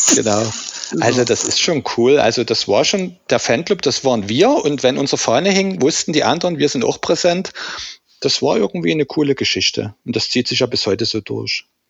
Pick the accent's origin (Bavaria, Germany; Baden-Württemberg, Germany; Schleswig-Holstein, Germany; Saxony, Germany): Saxony, Germany; Dresden; Wir sind im selben Mietshaus groß geworden in der Dresdner Johannstadt.